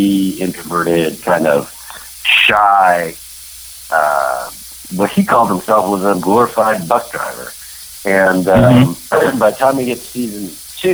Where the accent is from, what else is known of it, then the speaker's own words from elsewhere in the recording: Canada; I'm Canadian born